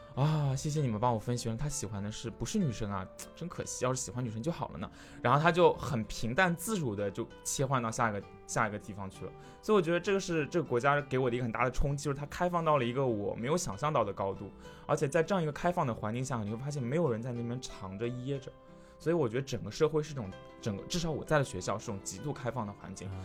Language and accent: Chinese; China; 我是中国人